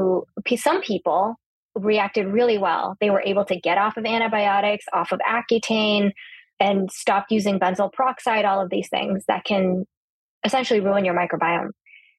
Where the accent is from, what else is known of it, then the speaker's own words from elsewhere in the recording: California, United States; I grew up in California